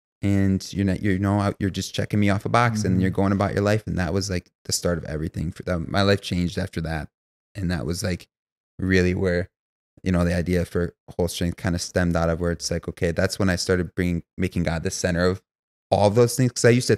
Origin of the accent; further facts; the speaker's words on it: Grand Rapids, Michigan, United States; born and raised in Grand Rapids, Michigan